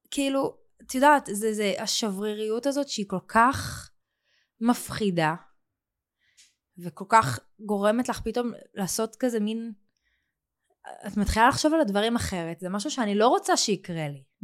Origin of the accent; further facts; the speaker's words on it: Israel; born there; בחרתי לגור פה, בישראל. את יודעת, בחרתי בעל כורחי, נולדתי פה